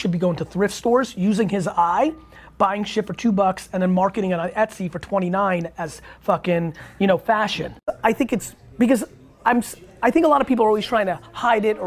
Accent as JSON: {"language": "English", "country": "Russia", "tie": "born or raised there", "moved": "yes", "lives_now": "United States", "said": "I came from Russia too."}